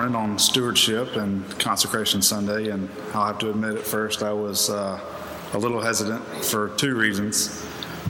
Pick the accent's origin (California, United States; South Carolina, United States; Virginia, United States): South Carolina, United States; Columbia; now in Greer, United States; the church where I grew up in Columbia